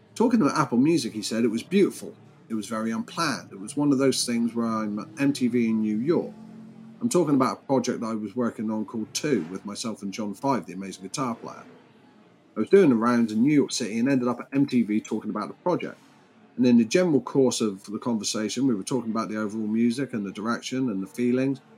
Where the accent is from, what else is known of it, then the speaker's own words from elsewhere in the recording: United Kingdom; I'm British.